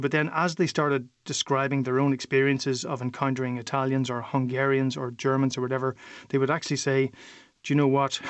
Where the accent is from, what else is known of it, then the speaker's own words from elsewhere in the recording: Derry, Northern Ireland, United Kingdom; moved away as an adult; now in Brussels, Belgium; I grew up in Derry, and we had Donegal and Sean just on our doorstep